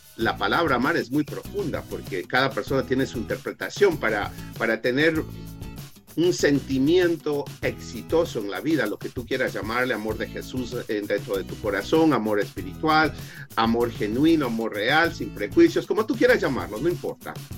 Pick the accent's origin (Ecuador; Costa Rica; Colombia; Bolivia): Ecuador; now in Las Vegas, United States; Yo soy originario de Ecuador